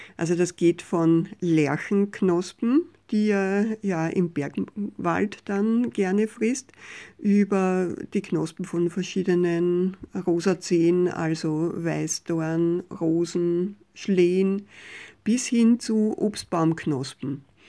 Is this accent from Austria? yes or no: yes; Mostviertel, Lower Austria, Austria; bei uns im Mostviertel an der Futterstelle